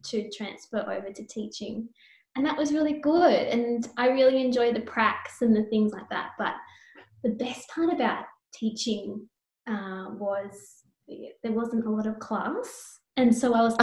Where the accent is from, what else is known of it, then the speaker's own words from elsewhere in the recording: O'Connell, New South Wales, Australia; I grew up on a small farm between Bathurst and Oberon